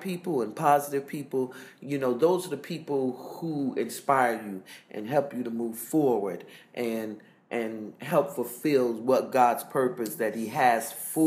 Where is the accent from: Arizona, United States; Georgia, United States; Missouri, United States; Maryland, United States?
Georgia, United States; Augusta; moved away as an adult; now in United Arab Emirates; I was born and raised in Augusta, Georgia.